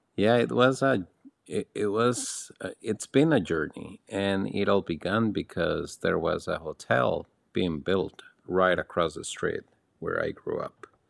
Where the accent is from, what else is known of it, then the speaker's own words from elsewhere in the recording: Alajuela, Costa Rica; moved away as an adult; also born or lived in Nicaragua; now in Panama; in my hometown, which is in the mountains on the road to Puas Volcano, I grew up in a family